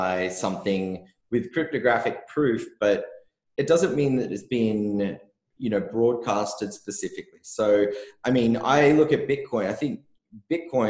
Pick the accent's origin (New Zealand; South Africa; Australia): Australia; I'm from Australia where everyone gambles on everything all the time.